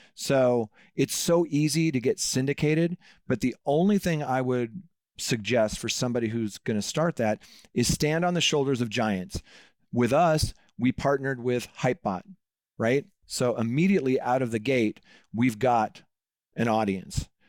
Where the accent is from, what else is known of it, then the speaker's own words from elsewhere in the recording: Seattle, Washington, United States; I grew up in Seattle